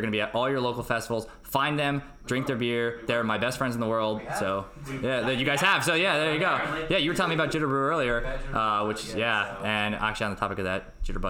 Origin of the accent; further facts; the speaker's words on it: United States; Brandon Barrel Whiskey spelled with an E because we're American.